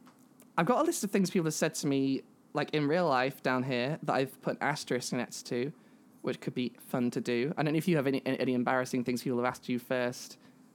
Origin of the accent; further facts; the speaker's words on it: United Kingdom; I am a trans woman from the UK.